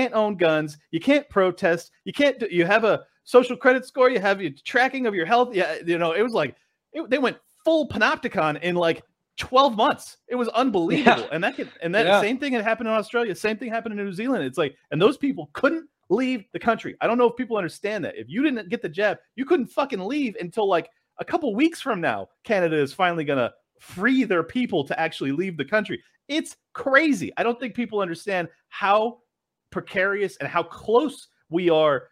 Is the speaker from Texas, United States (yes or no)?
no; San Diego, California, United States; moved away; I lived there for 37 years. I'm born and raised in San Diego, California.